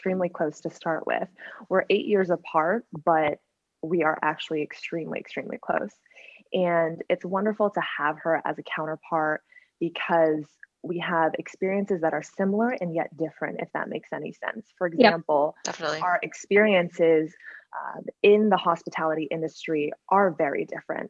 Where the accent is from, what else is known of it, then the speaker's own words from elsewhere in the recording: Weston, Massachusetts, United States; moved away as an adult; also born or lived in New York / Chicago; my hometown, Weston, Massachusetts